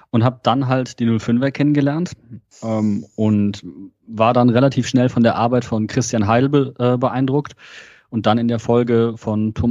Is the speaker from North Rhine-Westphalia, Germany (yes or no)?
yes; Wuppertal, North Rhine-Westphalia, Germany; born there; weil ich komme gebürtig eigentlich aus NRW und zwar aus Wuppertal.